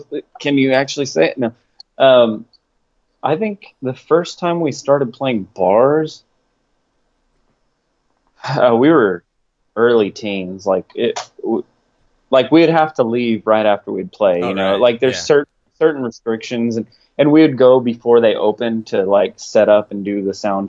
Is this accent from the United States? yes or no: yes; Clinton, Oklahoma, United States; And, yeah, it's a little tiny town called Clinton, Oklahoma. Everybody knows everybody and all that good stuff. It's a great town. I love it.